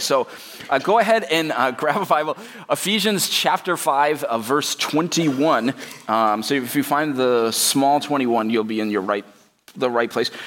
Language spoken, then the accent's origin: English; United States; Even as American Christians